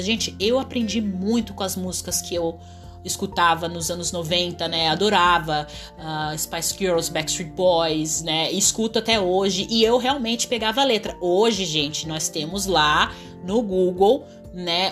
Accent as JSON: {"language": "Portuguese", "country": "Brazil", "tie": "born or raised there", "said": "eu sou brasileira nativa"}